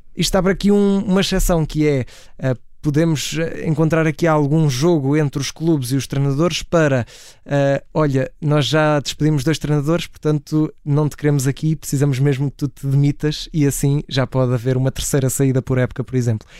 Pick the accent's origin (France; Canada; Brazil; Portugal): Portugal; como portugueses